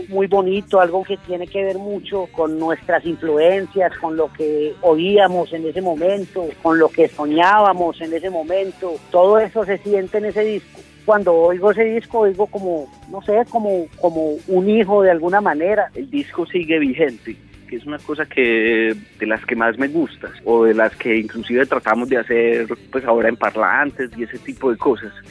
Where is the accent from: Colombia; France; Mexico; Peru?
Colombia; Medellín, Antioquia; born there; Por lo menos los que nacimos en Medellín tenemos una historia con alguna canción de ….